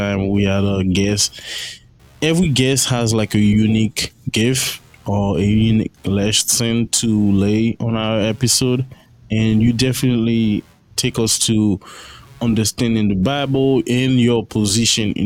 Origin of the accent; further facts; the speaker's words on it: Haiti; I grew up in Haiti, I'm Haitian